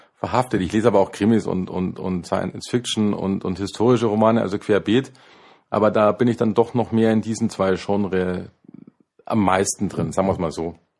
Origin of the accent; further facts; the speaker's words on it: Unterföhring, Bavaria, Germany; also born or lived in Neufahrn; ich bin in Unterföhring aufgewachsen